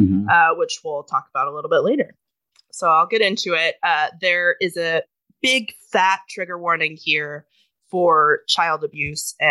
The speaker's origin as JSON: {"language": "English", "region": "Pacific Northwest", "country": "United States", "tie": "born or raised there", "said": "I grew up in the Pacific Northwest"}